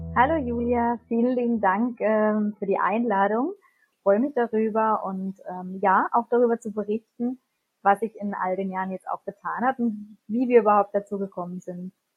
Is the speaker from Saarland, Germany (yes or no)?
no; near Baden-Baden, Baden-Württemberg, Germany; wir kommen aus der Nähe von Baden-Baden